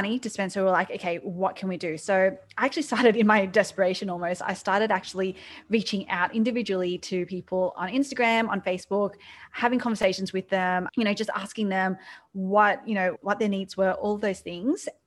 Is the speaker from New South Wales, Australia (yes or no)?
yes; Sydney, New South Wales, Australia; moved away as an adult; now in New York City, United States; starting hospitality in Sydney, in Australia, you might be able to tell from my accent